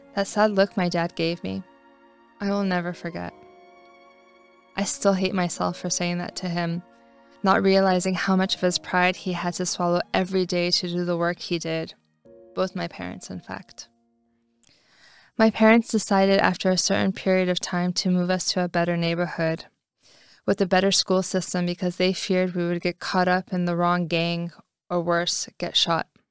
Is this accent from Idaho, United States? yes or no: no; California, United States; moved away as an adult; also born or lived in Paris, France; I grew up in California